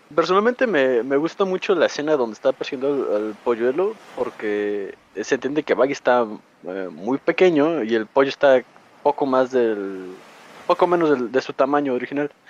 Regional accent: Mexico; yo soy de México

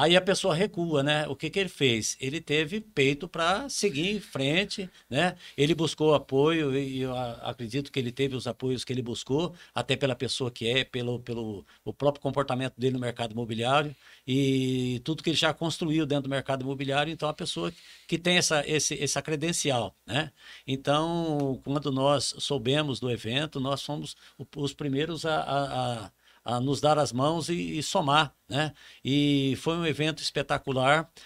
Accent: Campo Grande, Mato Grosso do Sul, Brazil; moved away as an adult; now in Rondônia, Brazil; eu sou de Campo Grande

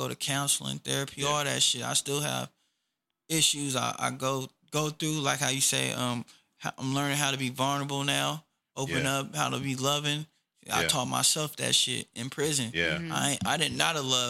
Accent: Oak Park, United States; I'm from Oak Park

